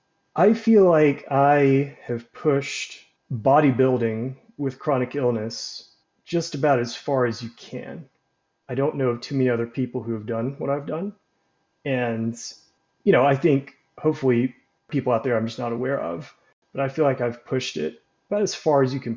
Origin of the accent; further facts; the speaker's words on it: Birmingham, Alabama, United States; I'm 34, and I grew up in Birmingham, Alabama, and that's where I currently am.